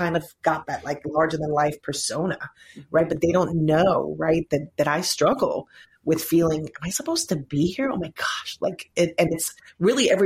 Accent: Puerto Rico; moved away; my people, my background, the culture. And if you guys could see like where I'm from, like growing up, there was a hurricane

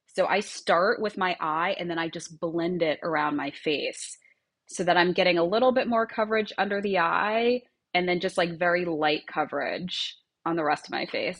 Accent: Long Island, New York, United States; moved away as an adult; now in Miami Beach, United States; I grew up in Long Island

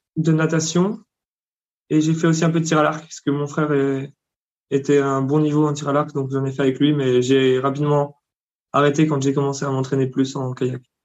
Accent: Bourgogne-Franche-Comté, France; moved away as an adult; also born or lived in South Africa / Hungary; Je suis de Franche-Comté

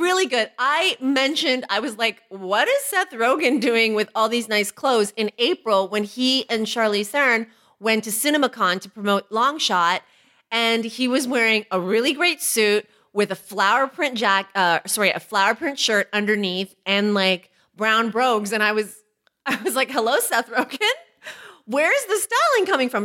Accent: Toronto, Ontario, Canada; We're both from Toronto

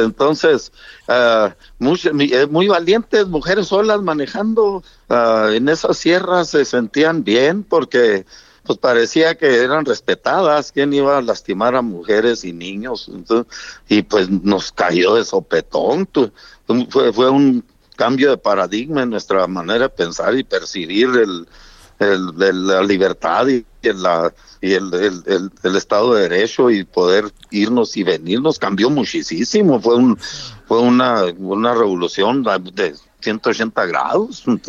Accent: Mexico; yo como mexicano

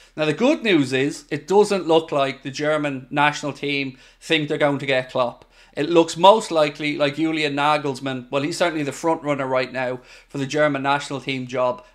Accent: Ireland; I'm Irish

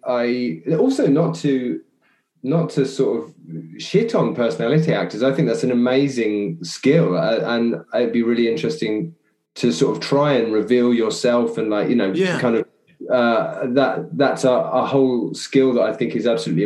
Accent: Chelmsford, East of England, United Kingdom; also born or lived in Southend / Rowhedge; I mainly grew up in Chelmsford

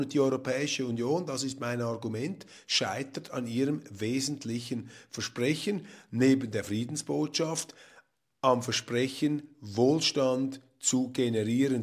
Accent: Switzerland; als Schweizer

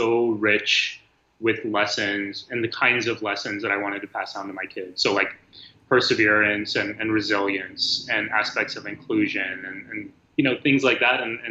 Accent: South Texas, United States; I grew up in South Texas

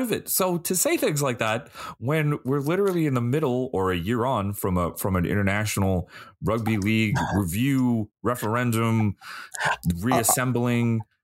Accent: United States; as an American

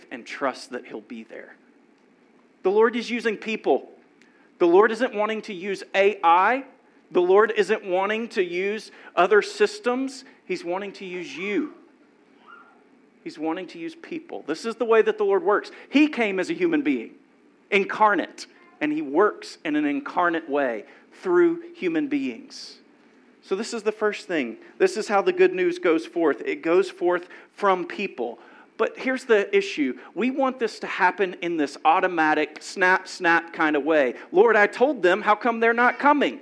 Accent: Louisiana, United States; moved away; I grew up in Louisiana

